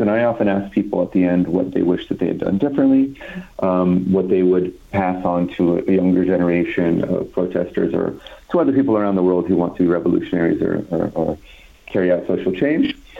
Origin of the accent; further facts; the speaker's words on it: California, United States; I'm from California.